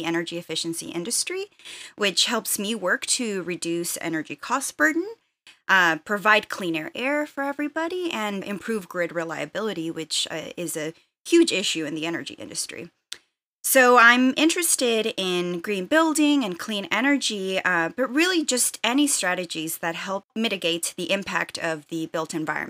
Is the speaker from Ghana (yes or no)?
no; Texas, United States; also born or lived in Saltillo, Mexico; I'm a Mexican immigrant. So I was born in Saltillo, Coahuila, Mexico, but I moved to the U.S. when I was 8 years old. So I grew up for the most part in the Rio Grande Valley, which is border town area in Texas.